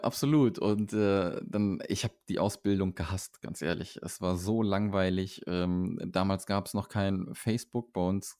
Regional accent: Arnsberg, North Rhine-Westphalia, Germany; moved away; Ich weiß nicht, kennst du Arnsberg?

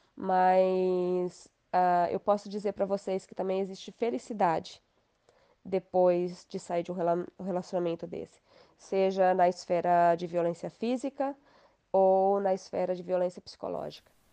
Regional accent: Inajá, Paraná, Brazil; also born or lived in Maringá / Lobato; Eu nasci em Maringá, a minha família é de Lobato, que é próxima a Maringá, então toda a minha família é dali, dali de Maringá, de, desculpa, de Lobato. E eu morei dos dois anos até, até os 18 anos em Inajá

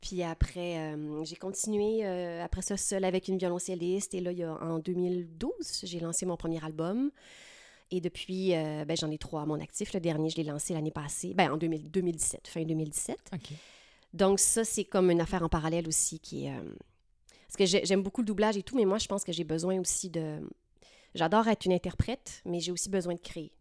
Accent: Lac-Beauport, Quebec, Canada; moved away as an adult; also born or lived in Saint-Hyacinthe; now in Montreal, Canada; je suis originaire de Lac-Beauport, une petite municipalité charmante dans la nature près de Québec City.

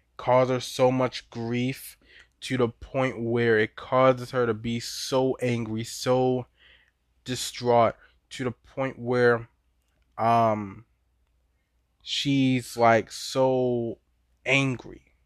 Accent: Baltimore, Maryland, United States; I'm from Baltimore, born and raised

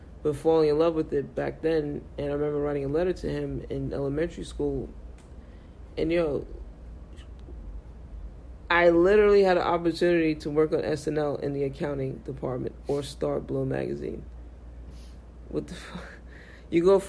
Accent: New York City, New York, United States; I'm from Brooklyn. I'm 19.

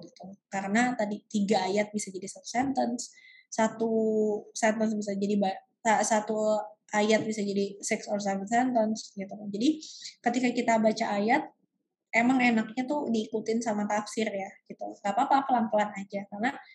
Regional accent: Indonesia; kita di Indonesia kita bilangnya ayat dan surat

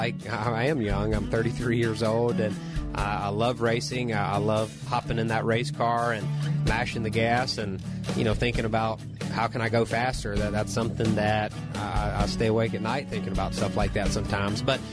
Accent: Unadilla, Georgia, United States; the local short track where I grew up at, just outside of Unadilla, Georgia

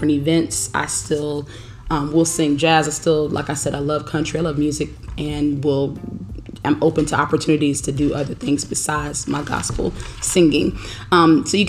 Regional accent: Daytona Beach, Florida, United States; also born or lived in Atlanta, Georgia; now in Harrisburg, United States; I'm originally from Daytona Beach. So, I went from the sunny Daytona Beach, Florida to Atlanta, Georgia.

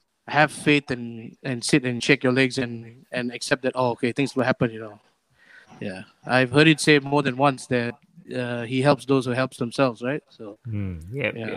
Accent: Kuala Lumpur, Malaysia; I'm from Kepong, Jesus Caritas. Been going there since I was 5

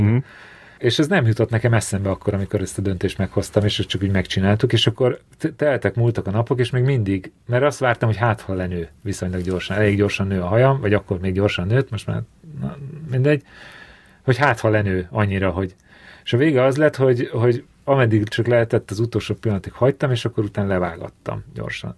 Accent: Keszthely, Zala, Hungary; ez egy kisváros, Keszthely, ahol születtem

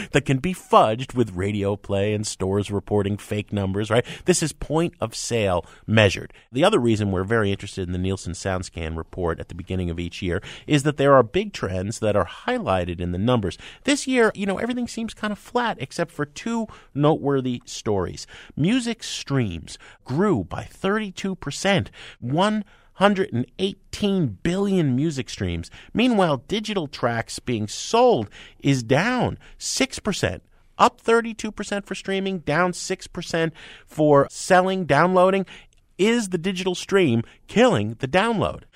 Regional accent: New Jersey, United States; I'm from Jersey, you know, down the shore

